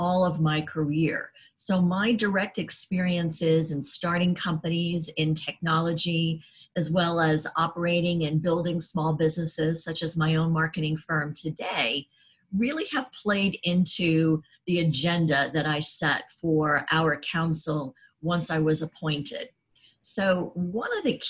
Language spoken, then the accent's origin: English; New York City, New York, United States; now in Washington, D.C., United States; I grew up in New York City and I live in downtown Washington, D.C.